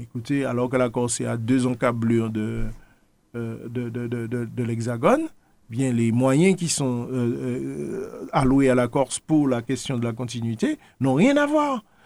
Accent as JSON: {"language": "French", "country": "Martinique", "said": "nous sommes Martiniquais"}